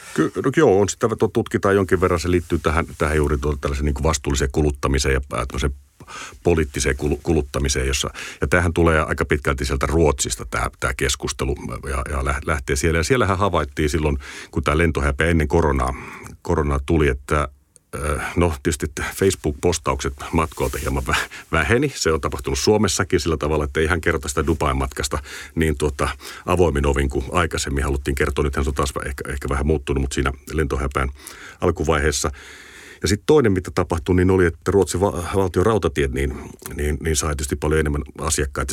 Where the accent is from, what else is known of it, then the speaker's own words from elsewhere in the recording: Kotka, Kymenlaakso, Finland; mä oon Kotkasta kotosi ja tuota, siinä, siinä aika paljon Kymijoen rantaa, rantaa sai kouluun kävellä